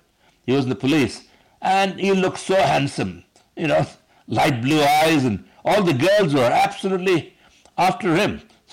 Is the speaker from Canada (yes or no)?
no; India; I'm very proud as an Indian